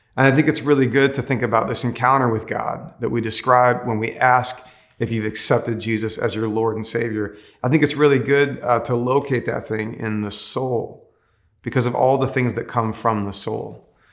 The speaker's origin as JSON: {"language": "English", "country": "United States", "said": "I actually love being an American"}